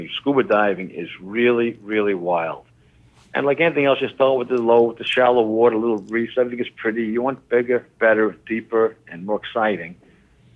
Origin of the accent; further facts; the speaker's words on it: New York City, New York, United States; I grew up in the Bronx